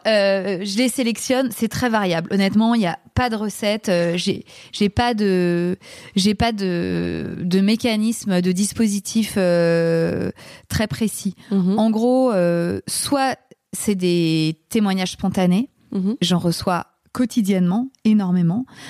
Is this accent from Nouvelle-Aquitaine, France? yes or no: no; Paris, Île-de-France, France; je suis une Parisienne